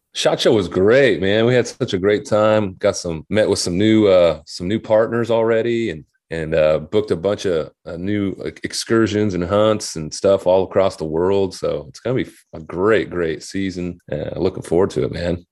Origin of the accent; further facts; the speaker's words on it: Hubbell, Nebraska, United States; moved away as an adult; also born or lived in Nashville, Tennessee; I grew up, uh, in Hubbell, Nebraska